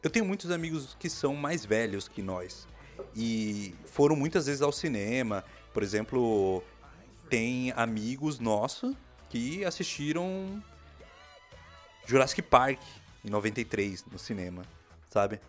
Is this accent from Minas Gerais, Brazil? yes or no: no; São Paulo, Brazil; nós que somos aqui de São Paulo, nós vivemos na capital